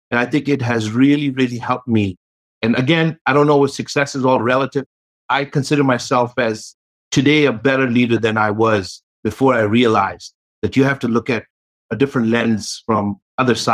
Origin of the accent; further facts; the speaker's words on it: New York, United States; maybe growing up in New York, maybe having NYU where I learned a lot of my technology background